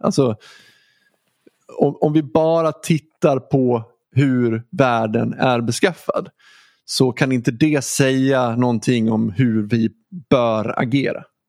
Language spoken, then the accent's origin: Swedish; Dalarna County, Sweden; Dalarna också, ganska nära där jag är ifrån